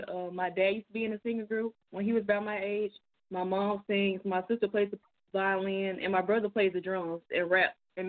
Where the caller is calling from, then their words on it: Memphis, Tennessee, United States; I'm calling from Memphis, Tennessee.